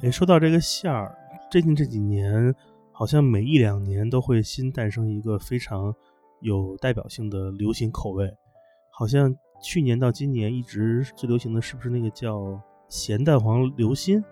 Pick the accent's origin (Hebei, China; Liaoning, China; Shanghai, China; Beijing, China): Beijing, China; 我小时候在北京长大